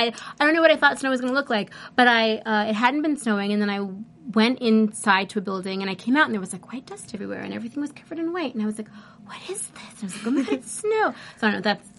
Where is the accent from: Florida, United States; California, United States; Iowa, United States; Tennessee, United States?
California, United States; Los Angeles; This is my hometown.